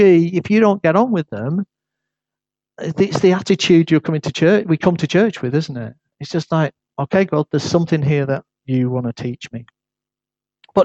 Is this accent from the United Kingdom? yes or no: yes; United Kingdom; accent: northern; they got used to my northern accent